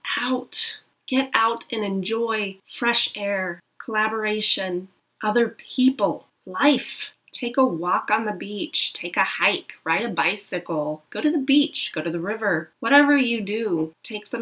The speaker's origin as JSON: {"language": "English", "country": "United States", "said": "Being here in America, being American"}